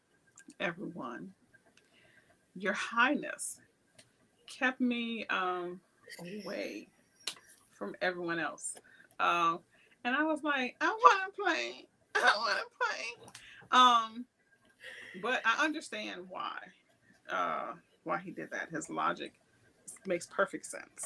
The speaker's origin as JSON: {"language": "English", "town": "New Orleans", "region": "Louisiana", "country": "United States", "tie": "born or raised there", "said": "I grew up in New Orleans"}